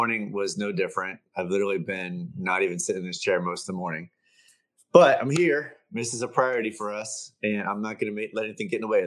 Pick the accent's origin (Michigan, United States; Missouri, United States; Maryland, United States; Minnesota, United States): Maryland, United States; Baltimore; the house I grew up in Baltimore